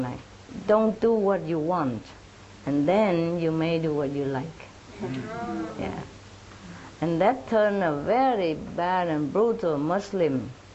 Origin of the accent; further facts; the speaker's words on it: Vietnam; moved away as an adult; also born or lived in France; I was born in Vietnam